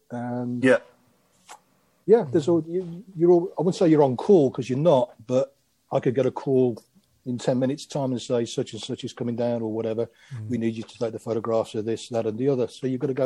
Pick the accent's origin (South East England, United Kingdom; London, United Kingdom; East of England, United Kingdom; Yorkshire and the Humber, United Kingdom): South East England, United Kingdom; Aylesbury; also born or lived in Croatia; Well, many of you know probably you know I, am not English. I was I was born in Croatia, as it was then the former Yugoslavia, and came over when I was crikey, I was five six years old, and um, we moved to Aylesbury